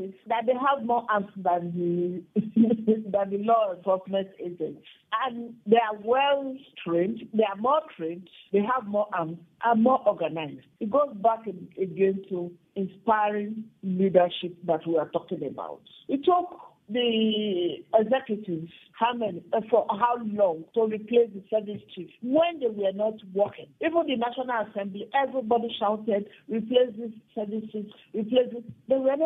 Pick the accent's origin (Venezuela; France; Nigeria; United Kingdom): Nigeria; I am a Nigerian.